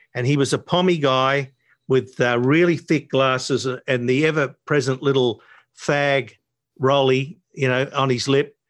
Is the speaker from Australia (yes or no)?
yes; Sydney, New South Wales, Australia; also born or lived in Narrabeen; most of my, uh, childhood, younger years and then into the teenage years were spent living in D